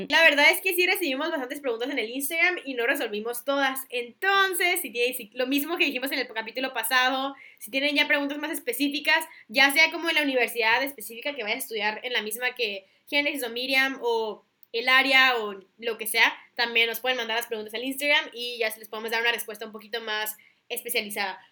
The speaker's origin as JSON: {"language": "Spanish", "country": "Mexico", "also_born_or_lived": "Singapore", "moved": "yes", "said": "soy de México"}